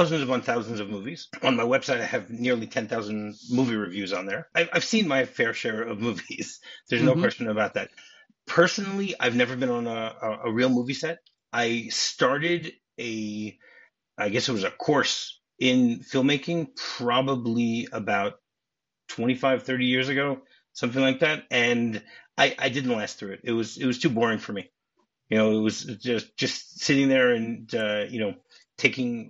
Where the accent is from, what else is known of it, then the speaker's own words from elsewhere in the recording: Detroit, Michigan, United States; I'm from Detroit, you know, Michigan. And I was a junior in high school